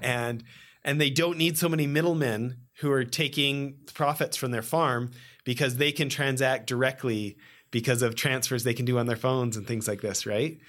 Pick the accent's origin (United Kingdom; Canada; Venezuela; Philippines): Canada; moved away as an adult; now in California, United States; I grew up a snowboarder in Canada